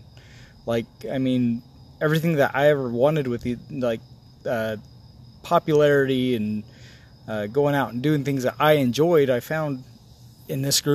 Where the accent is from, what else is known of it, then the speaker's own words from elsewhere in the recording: Holcomb, Kansas, United States; I grew up in Holcomb, Kansas.